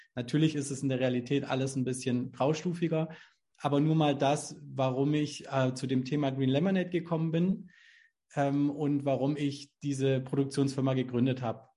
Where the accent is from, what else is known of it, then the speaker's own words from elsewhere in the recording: Southern Germany, Germany; hier so in, in, in Süddeutschland, wo ich herkomme